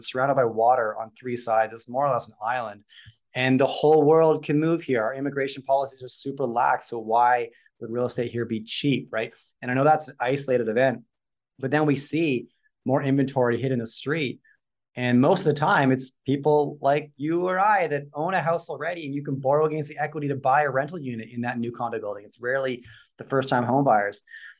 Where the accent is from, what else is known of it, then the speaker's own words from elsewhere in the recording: Vancouver, British Columbia, Canada; I grew up in Vancouver